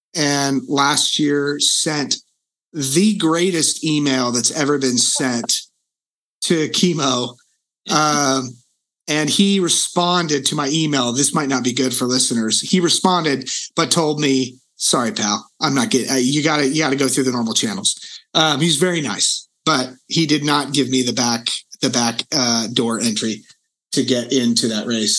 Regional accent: Reading, Pennsylvania, United States; moved away; the city I grew up in in Reading

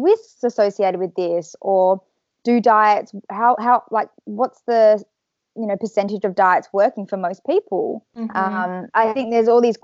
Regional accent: Perth, Western Australia, Australia; I'm from Perth, Western Australia

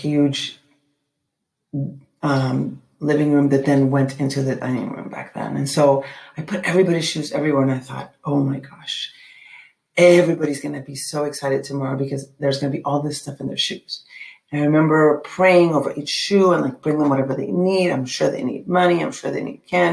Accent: Mexico City, Mexico; when I was growing up in Mexico City

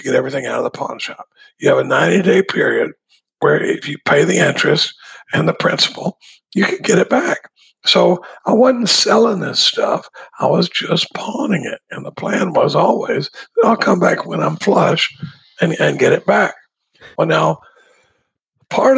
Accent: Dallas, Texas, United States; I grew up in Dallas

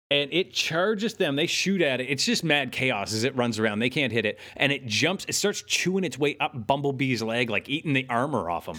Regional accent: Canada; we're Canadian

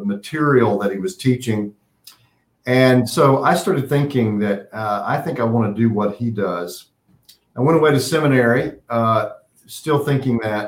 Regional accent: Western North Carolina, United States; now in Pittsburgh, United States; I grew up in Western North Carolina.

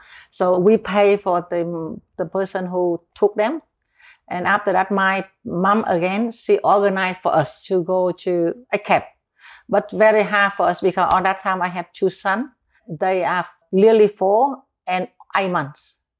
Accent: Bien Hoa, Dong Nai, Vietnam; I come from Bien Hoa. We are very close to Saigon. At Bien Hoa, they have a very big air base.

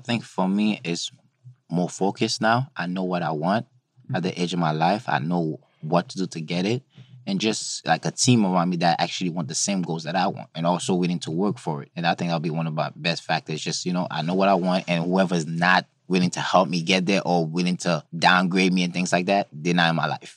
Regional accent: New York City, New York, United States; also born or lived in Haiti; I was born in Haiti, grew up in Brooklyn, went to school upstate New York

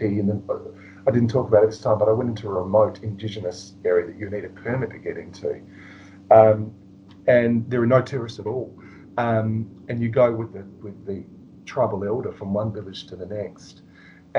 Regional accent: Australia; being an Australian

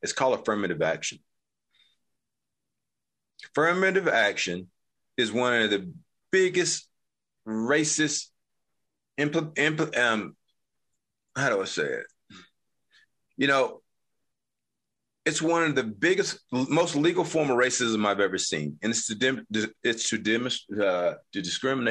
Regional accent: North Carolina, United States; now in Utah, United States; I'm actually from originally North Carolina

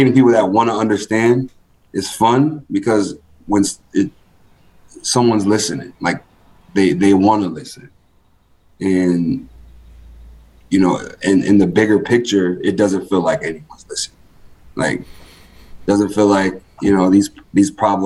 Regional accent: Rochester, New York, United States; moved away as an adult; now in Buffalo, United States; I'm from Rochester, been in Buffalo since 2011

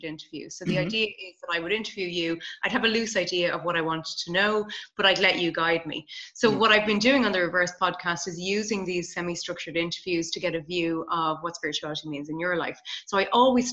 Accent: Ireland; I'm Irish.

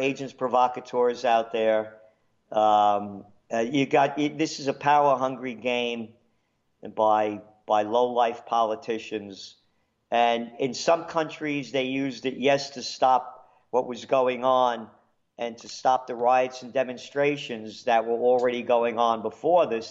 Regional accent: New York City, New York, United States; born in the Bronx

